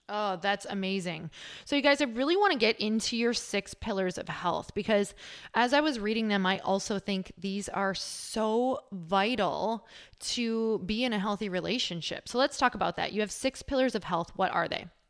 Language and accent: English; Midwest, United States; I'm from the Midwest